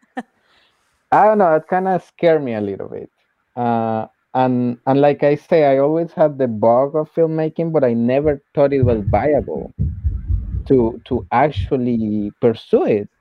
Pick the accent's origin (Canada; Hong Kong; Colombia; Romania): Colombia; moved away as an adult; I was working uh, as a teacher in colombia because I'm from Colombia